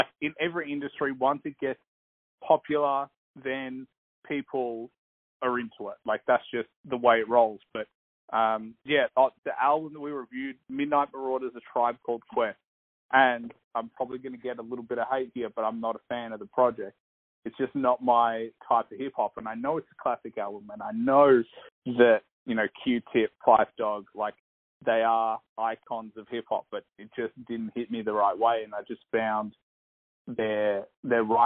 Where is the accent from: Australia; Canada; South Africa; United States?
Australia; I'm Australian, I've got Eastern European parents